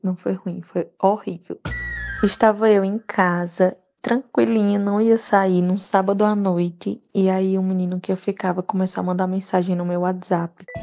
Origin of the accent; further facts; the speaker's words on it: Rio Grande do Norte, Brazil; Eu sou do Rio Grande do Norte